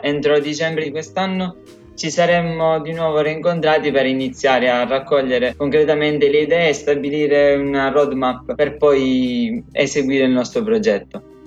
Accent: Pachino, Sicily, Italy; Vengo da Pachino, un piccolo comune sul versante sud

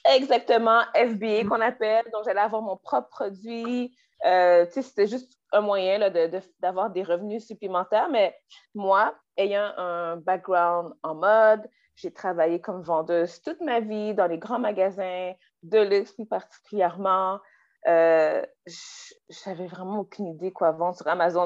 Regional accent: Quebec, Canada; Je suis euh, née au Québec de parents haïtiens. Euh, mm. j'ai grandi au Québec, j'ai fait mon éducation au Québec

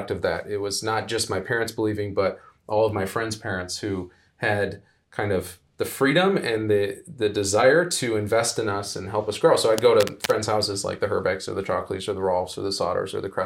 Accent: Ann Arbor, Michigan, United States; born and raised in Ann Arbor, Michigan

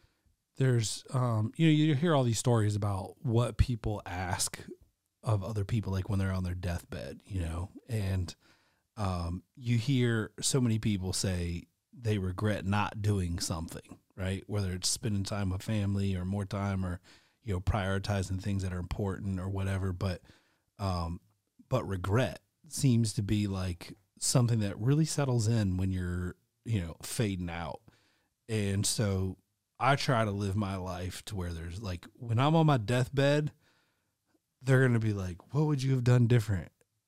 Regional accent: Norcross, Georgia, United States; I realized at a very early age because I grew up in Norcross and just experienced a lot of death

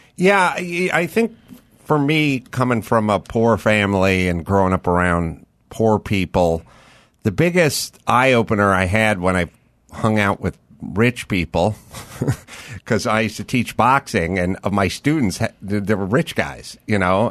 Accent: Los Angeles, California, United States; I grew up in North Hollywood

